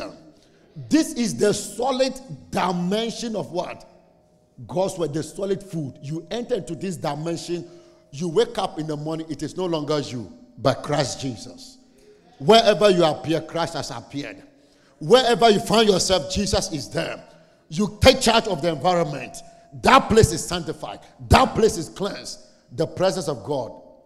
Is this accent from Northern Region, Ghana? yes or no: yes; Saboba, Northern Region, Ghana; I'm from Saboba. How many of you know Saboba? Northern Ghana